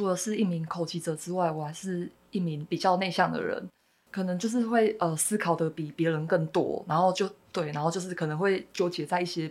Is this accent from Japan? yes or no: yes; Osaka, Japan; Chinese is a second language; moved away as an adult; also born or lived in Taiwan; 每次我都会说我是从呃大阪过来的这样。